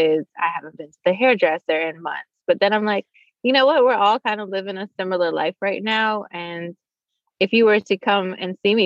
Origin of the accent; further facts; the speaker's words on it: Bahamas; also born or lived in Nassau; now in Raleigh, United States; I'm from the Bahamas originally